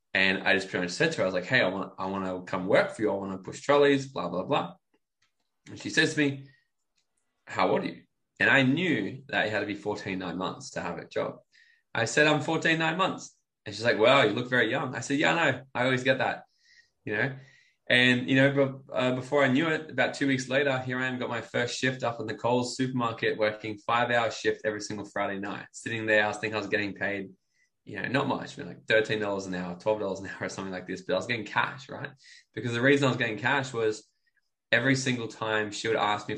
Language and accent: English; Brisbane, Queensland, Australia; also born or lived in New South Wales / Gold Coast / Bali / Mexico; I was born in New South Wales, but like I don't have any memory of it. I was there for 2 years of my life. Okay, and then I pretty much grew up in Brisbane and then the Gold Coast my whole life